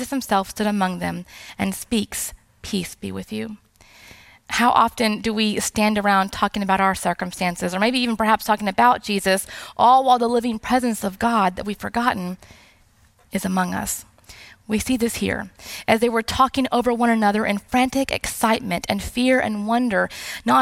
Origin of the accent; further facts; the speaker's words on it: South Texas, United States; moved away; I'm not Latina, but I am originally from South Texas